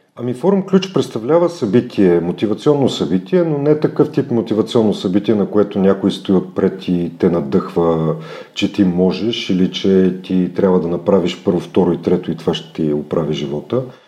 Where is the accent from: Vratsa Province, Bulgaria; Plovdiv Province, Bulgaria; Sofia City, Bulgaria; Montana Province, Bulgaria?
Plovdiv Province, Bulgaria; Plovdiv; moved away as an adult; now in Sofia, Bulgaria; съм от Пловдив, а, там съм изкарал, може би, вече по-малко от 50% от живота си, защото на 18 години, 19 дойдох в София. Там завърших немската гимназия